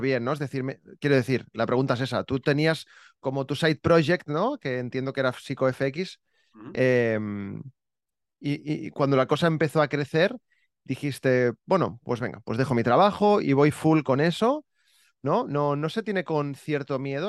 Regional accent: Barcelona, Catalonia, Spain; also born or lived in Terrassa / Santa Coloma; Yo, yo he vivido fuera de Barcelona, pero nada, 30 kilómetros, tampoco.

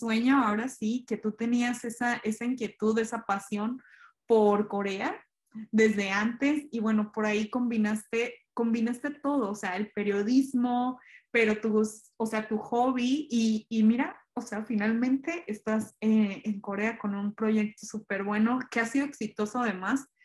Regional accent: Mexico; Eso, esa, esa parte sí está muy parecida y como que a veces nos tiende como mexicanos a desesperar porque pues uno en el trabajo tuteas al jefe

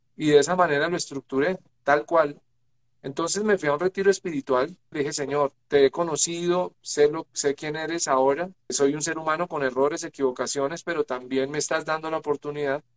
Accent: Chiquinquirá, Boyacá, Colombia; nací en Chiquinquirá, nací en Chiquinquirá, que es la capital religiosa de Colombia

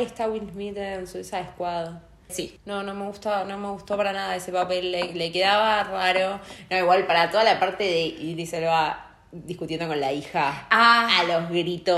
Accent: Argentina; soy argentina.

